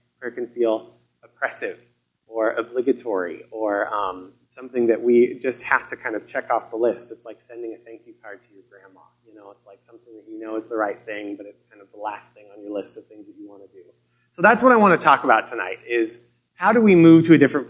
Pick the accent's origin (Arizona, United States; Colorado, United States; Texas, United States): Colorado, United States; moved away as an adult; also born or lived in Seattle / Vancouver, British Columbia; I grew up in Colorado